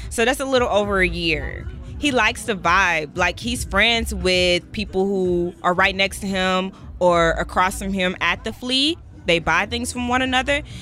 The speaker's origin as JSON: {"language": "English", "town": "Los Angeles", "region": "California", "country": "United States", "said": "I'm 17 years old, and I'm from Los Angeles, California."}